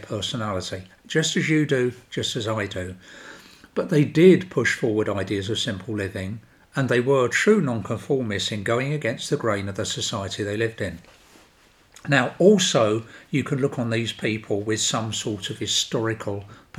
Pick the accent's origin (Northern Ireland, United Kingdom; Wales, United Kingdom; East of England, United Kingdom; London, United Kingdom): London, United Kingdom; I come from South London, which you can probably tell anyway